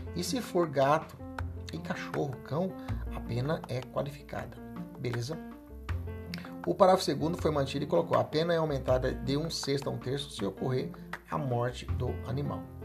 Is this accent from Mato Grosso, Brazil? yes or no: yes; Cuiabá, Mato Grosso, Brazil; aqui na capital Cuiabá, é, onde, no bairro onde eu cresci, que chama Morada da Serra